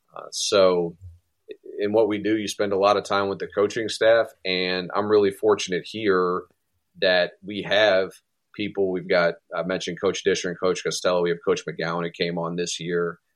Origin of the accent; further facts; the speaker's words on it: Maryland, United States; my home state